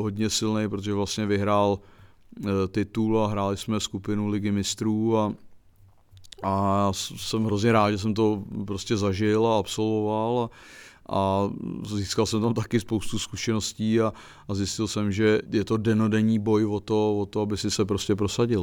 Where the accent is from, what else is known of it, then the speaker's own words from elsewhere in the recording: Czechia; also born or lived in Prague / Plzeň; Já jsem byl Čech